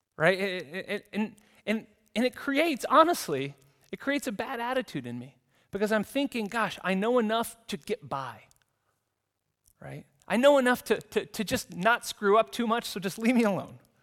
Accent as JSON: {"language": "English", "country": "United States", "moved": "as an adult", "lives_now": "Zurich, Switzerland", "said": "in the U S where I come from"}